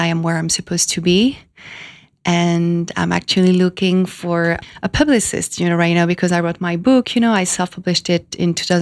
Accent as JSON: {"language": "English", "country": "France", "tie": "born or raised there", "also_born_or_lived": "Miami / California", "moved": "as an adult", "lives_now": "New York, United States", "said": "I was born in France 33 years ago"}